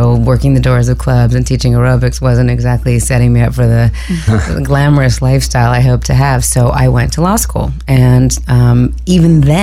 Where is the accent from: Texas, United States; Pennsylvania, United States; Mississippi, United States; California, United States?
California, United States; Southern; also born or lived in New York; I grew up here in Southern California